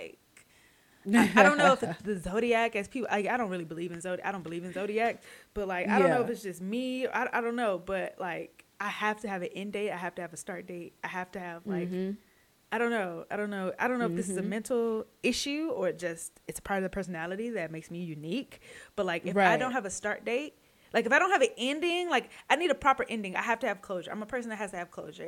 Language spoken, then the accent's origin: English; Central Texas, United States; I'm really from Central Texas.